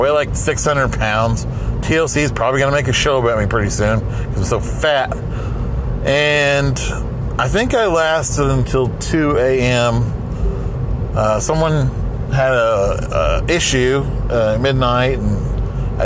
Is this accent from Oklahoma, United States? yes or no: yes; Salina, Oklahoma, United States; moved away; my hometown, Salina, Oklahoma